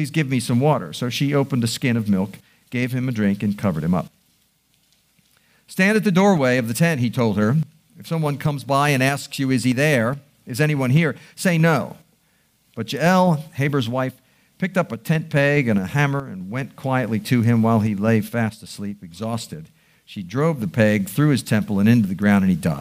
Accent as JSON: {"language": "English", "town": "Baltimore", "region": "Maryland", "country": "United States", "tie": "born or raised there", "said": "I'm a Baltimore boy. I born and raised in Baltimore"}